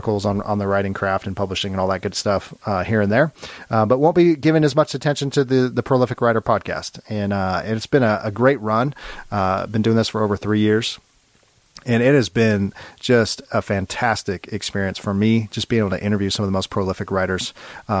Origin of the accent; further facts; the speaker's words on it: Long Beach, California, United States; I grew up in Long Beach.